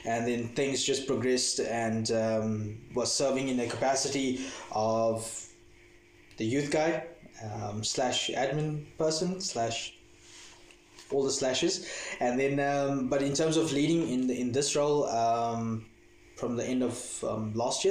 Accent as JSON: {"language": "English", "town": "East London", "region": "Eastern Cape", "country": "South Africa", "tie": "born or raised there", "moved": "as an adult", "lives_now": "Johannesburg, South Africa", "said": "I hail from the Eastern Cape, from East London, and I was bred in East London"}